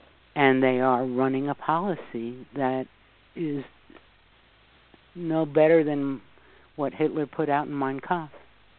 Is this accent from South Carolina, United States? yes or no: no; New York City, New York, United States; because I am from New York City, and I have to say, and I'm from the Bronx, and I'll tell you, one of the things that you learn in New York City is you learn to smell a scam about a light year away.